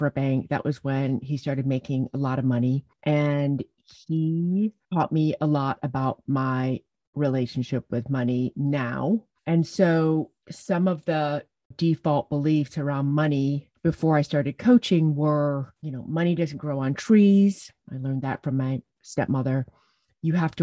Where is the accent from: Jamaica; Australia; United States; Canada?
Jamaica; also born or lived in England; my parents got divorced when I was 5, and we moved to Jamaica from England, and I grew up living with my dad